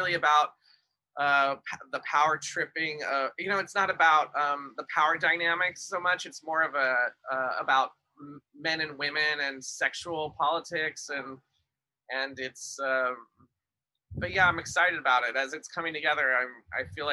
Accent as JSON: {"language": "English", "town": "Pasadena", "region": "California", "country": "United States", "tie": "born or raised there", "also_born_or_lived": "Glendale", "said": "I was born in Pasadena, but my family is spread through the inland and Orange County"}